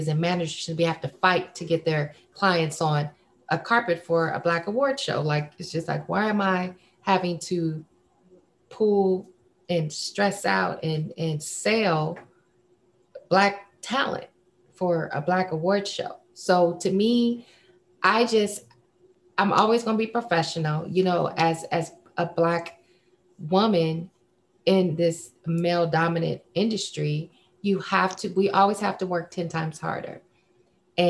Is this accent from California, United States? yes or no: yes; Fresno, California, United States; from Fresno